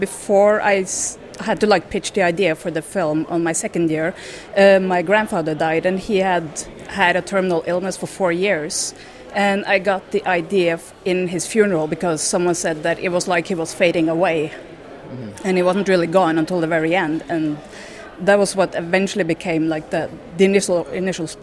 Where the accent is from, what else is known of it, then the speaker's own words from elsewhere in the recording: Norway; moved away; I'm from Norway